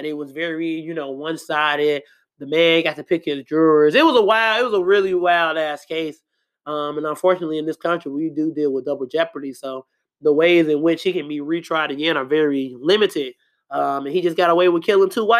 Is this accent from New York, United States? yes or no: no; Chicago, Illinois, United States; I'm from Chicago, South Side